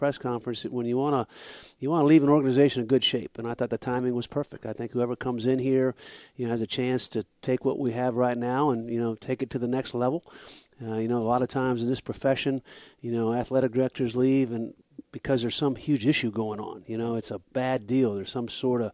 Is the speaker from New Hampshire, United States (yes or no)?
yes; New Hampshire, United States; moved away as an adult; now in Florida, United States; I grew up in New Hampshire